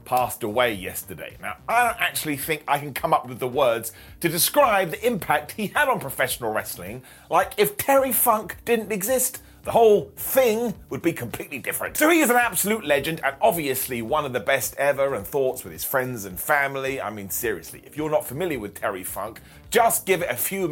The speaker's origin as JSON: {"language": "English", "country": "United Kingdom", "said": "us Brits have crooked teeth"}